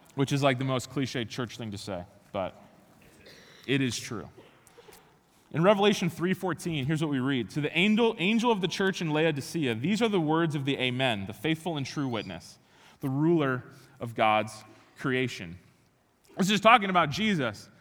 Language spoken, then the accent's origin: English; Chicago, Illinois, United States; moved away; I grew up in Chicago, born and raised